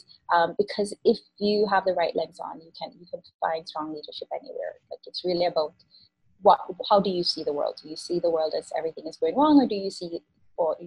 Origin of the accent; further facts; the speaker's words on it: Spanish Town, Saint Catherine, Jamaica; moved away; I grew up in Jamaica. I grew up in Spanish Town